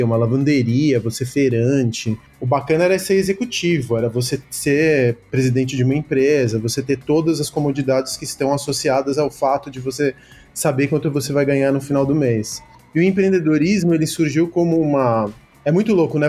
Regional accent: Brazil; also born or lived in Córdoba, Argentina; sou filho, neto e bisneto de comunistas, de militantes comunistas aqui no Brasil. E aí eu vim para cá com 5 anos de idade

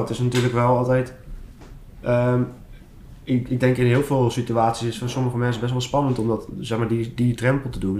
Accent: Schiedam, South Holland, Netherlands; ik ben ook 25 jaar en ik kom uit Schiedam

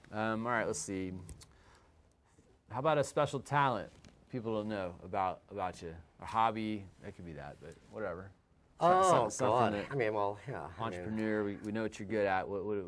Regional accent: Canada; now in Texas, United States; Can you imagine being a Canadian in Texas, okay, and then where everybody stages back there, and then here a lot of people won't do it

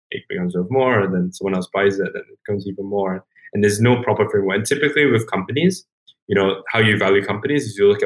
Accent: Singapore; I grew up in Singapore

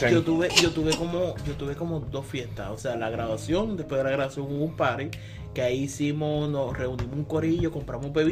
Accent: Gurabo, Puerto Rico; No, yo no soy de campo, yo soy de Gurabo.

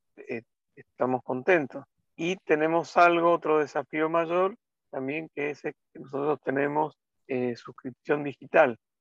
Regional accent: Mendoza, Argentina; moved away as an adult; also born or lived in Buenos Aires; Yo soy mendocino

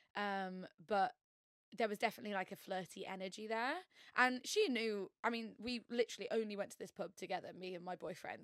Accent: York, Yorkshire and the Humber, United Kingdom; moved away as an adult; now in London, United Kingdom; I'm originally from York, not the most queer uh, place on earth.

